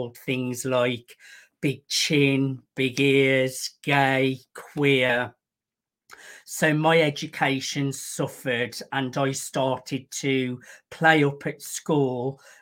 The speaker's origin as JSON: {"language": "English", "town": "Birmingham", "region": "West Midlands", "country": "United Kingdom", "said": "I am from Birmingham in the United Kingdom"}